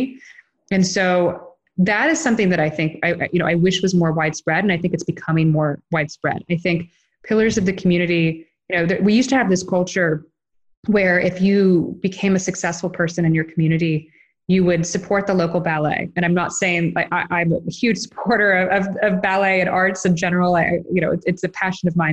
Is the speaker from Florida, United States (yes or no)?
yes; Gainesville, Florida, United States; my hometown of Gainesville, Florida